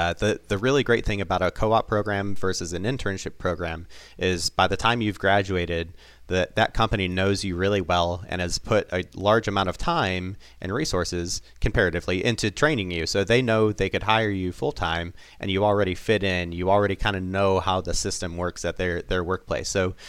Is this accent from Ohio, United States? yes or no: yes; Toledo, Ohio, United States; So, for instance, I grew up in Toledo, Ohio.